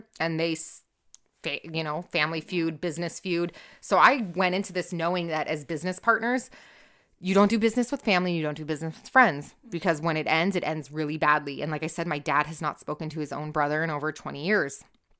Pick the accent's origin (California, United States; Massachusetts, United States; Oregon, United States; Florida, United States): California, United States; I'm from Orange County